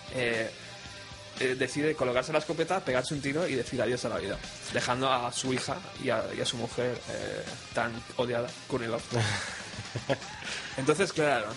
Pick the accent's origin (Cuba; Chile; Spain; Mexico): Spain; Madrid, Community of Madrid; Que como personaje que ha vivido sus 33 años en Madrid